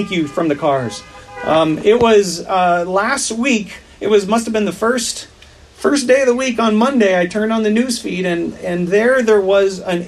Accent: Wisconsin, United States; I grew up in Wisconsin

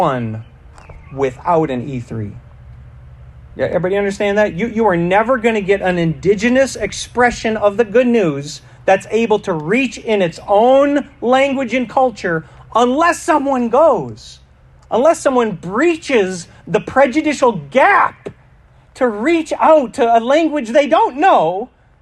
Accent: United States; I'm American

